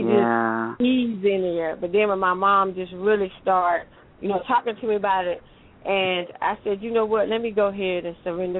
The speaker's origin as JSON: {"language": "English", "town": "Eastover", "country": "United States", "tie": "born or raised there", "said": "I grew up in a little country town called Eastover"}